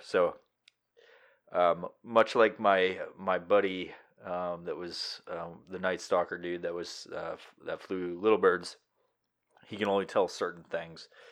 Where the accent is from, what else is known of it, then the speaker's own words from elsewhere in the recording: New York, United States; moved away; I'm originally from New York